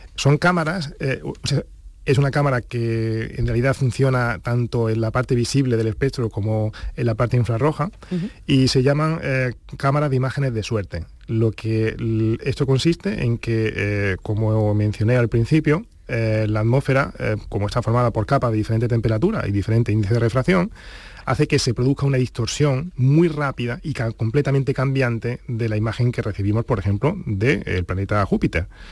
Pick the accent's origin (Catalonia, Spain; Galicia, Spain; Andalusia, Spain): Andalusia, Spain; Granada; also born or lived in Huelva / Valdepeñas de Jaén; Yo nací en Huelva, pero a los, dos años eh, pues eh, nos trasladamos a Granada